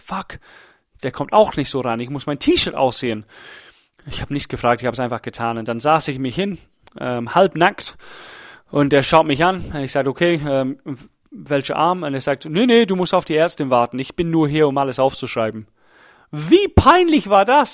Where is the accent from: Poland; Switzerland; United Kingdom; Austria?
United Kingdom; England; German is a second language; now in Germany; Ich bin Engländer